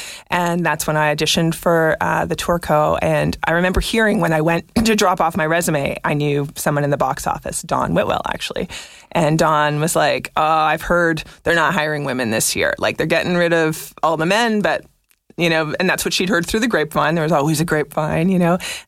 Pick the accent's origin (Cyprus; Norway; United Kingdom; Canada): Canada; Montreal, Quebec; I'm from Montreal.